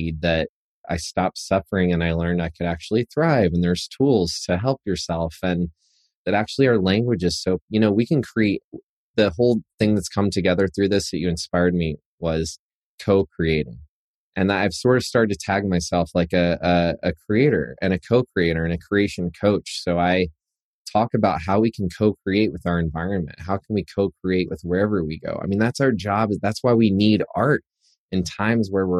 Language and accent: English; Chattanooga, Tennessee, United States; moved away as an adult; now in New York, United States; I was a boy from Chattanooga, Tennessee